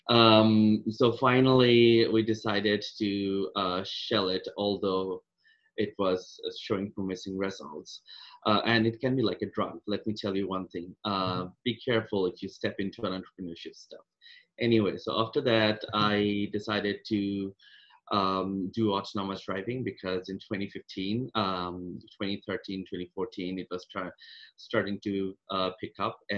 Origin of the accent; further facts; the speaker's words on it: Kolkata, West Bengal, India; moved away as an adult; Uh, I came from India, uh, Calcutta, a long, long time ago, uh, 2006.